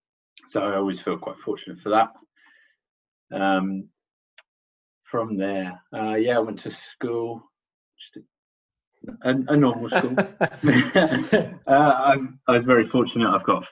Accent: London, United Kingdom; So I grew up in Worcester Park. That's one of the many suburbs, I guess, of London, southwest London. It's a funny one because it's London, but it's not central London, and it's traditionally Surrey

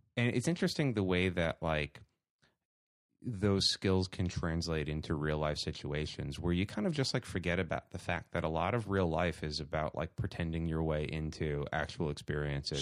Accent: New York City, New York, United States; Born and bred in Staten Island, New York

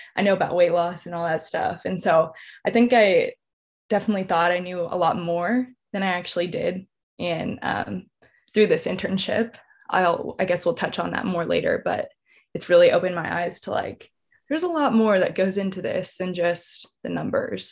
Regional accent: San Antonio, Texas, United States; also born or lived in College Station, Texas; I'm originally from San Antonio, Texas

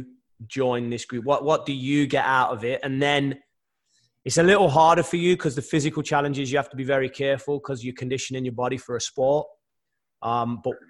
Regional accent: England, United Kingdom; I'm from England

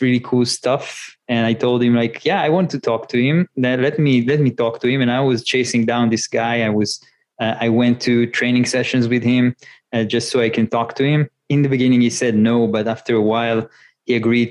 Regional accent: Northern Israel, Israel; moved away; I grew up in northern Israel. More nature there, less cars and buildings, and moved to the center.

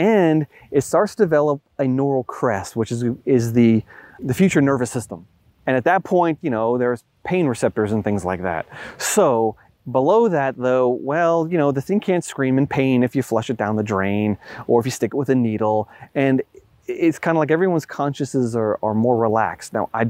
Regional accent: Long Island, New York, United States; I grew up in Long Island, New York, the epicenter of the Lyme epidemic.

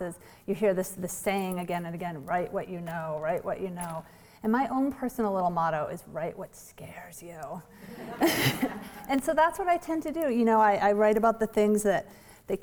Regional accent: Vermont, United States; I know cold, I'm from Vermont

